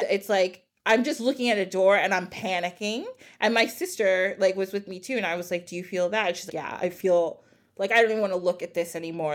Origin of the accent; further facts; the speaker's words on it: New Jersey, United States; "Where are you guys from?" And we're like, "New Jersey."